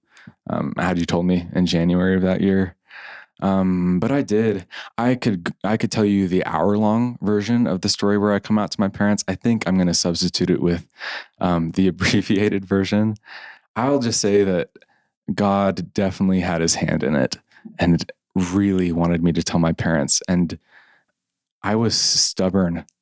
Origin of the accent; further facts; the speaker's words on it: United States; as an American.